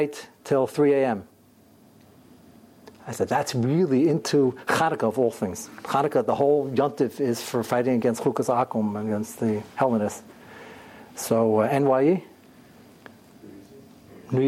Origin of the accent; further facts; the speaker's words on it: United States; I'm fifth generation American, and before that, we're from Kovna